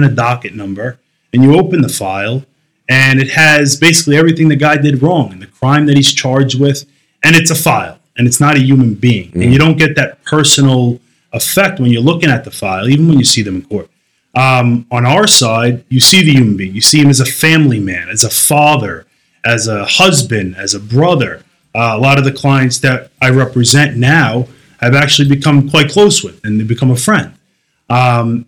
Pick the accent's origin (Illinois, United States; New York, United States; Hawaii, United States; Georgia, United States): New York, United States; New York City; being a Brooklyn guy. I grew up in New York.